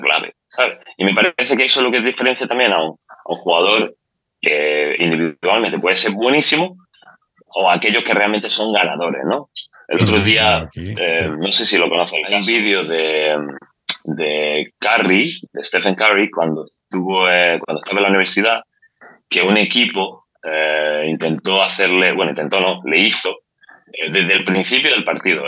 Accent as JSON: {"language": "Spanish", "country": "Spain", "also_born_or_lived": "Ireland / Sweden", "moved": "as an adult", "lives_now": "Dubai, United Arab Emirates", "said": "yo salí de España, de hecho salí de España en el 2010 como jugador. Yo jugaba bueno, en, en España en el antiguo CB Granada, que fue donde me crié, digamos, como jugador"}